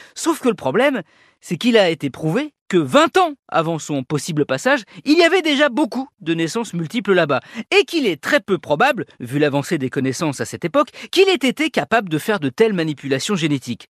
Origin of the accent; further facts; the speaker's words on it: France; chez nous en France